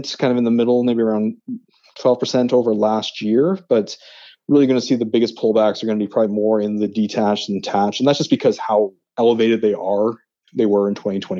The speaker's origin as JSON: {"language": "English", "town": "Halifax", "region": "Nova Scotia", "country": "Canada", "moved": "yes", "said": "I'm actually originally from Nova Scotia, from Halifax."}